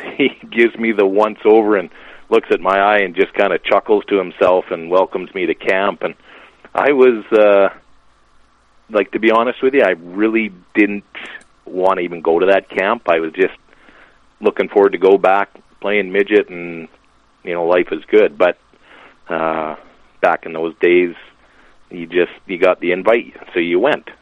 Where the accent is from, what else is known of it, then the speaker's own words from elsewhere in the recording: Lashburn, Saskatchewan, Canada; now in Lloydminster, Canada; I'm from Lashburn. Lashburn has a rink